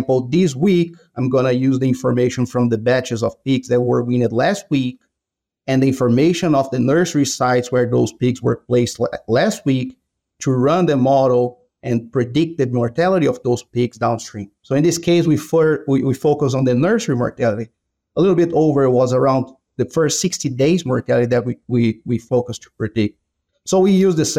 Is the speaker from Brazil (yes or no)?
yes; Brazil; moved away as an adult; now in Iowa, United States; I'm originally from Brazil. That's where I did my vet school.